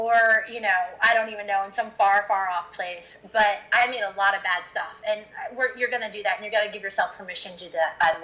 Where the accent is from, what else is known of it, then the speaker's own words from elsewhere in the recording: Iowa, United States; moved away; also born or lived in Los Angeles; I came from Iowa. And, you know, I didn't grow up on a farm